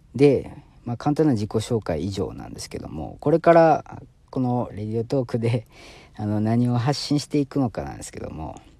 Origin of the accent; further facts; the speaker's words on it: Osaka, Japan; now in Kanagawa, Japan; もうちょっとイントネーション出ちゃってると思うんですけど、大阪出身ですね。大阪出身で今、神奈川県在住の